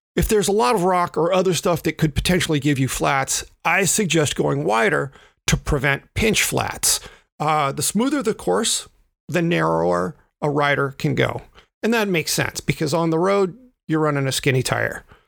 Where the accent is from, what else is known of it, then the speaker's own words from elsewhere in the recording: the South, United States; I am a Southerner